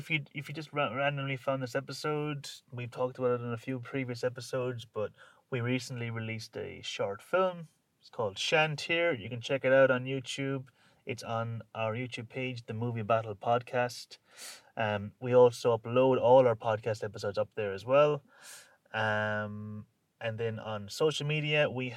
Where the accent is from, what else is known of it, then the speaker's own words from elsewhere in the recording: Ireland; And obviously we're Irish, so we're not British